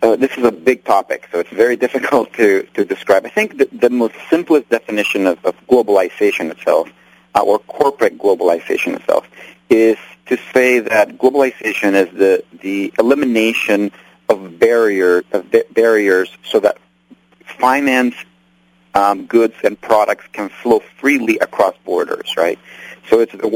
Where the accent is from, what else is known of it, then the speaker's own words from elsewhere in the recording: Nicaragua; now in United States; I'm from Nicaragua, and I was born there and raised there